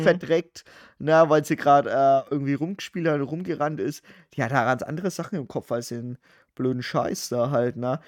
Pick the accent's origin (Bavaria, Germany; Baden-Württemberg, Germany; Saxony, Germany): Bavaria, Germany; Wir, also wir sind halt auch noch in Bayern zur Schule gegangen